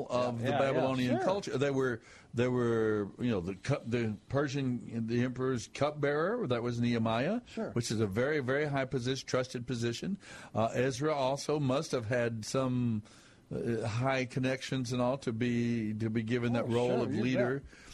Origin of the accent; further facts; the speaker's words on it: West Texas, United States; I was raised in West Texas.